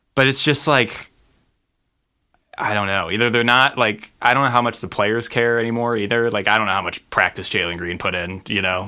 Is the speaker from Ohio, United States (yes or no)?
yes; Cleveland, Ohio, United States; now in Los Angeles, United States; my hometown of Cleveland, Ohio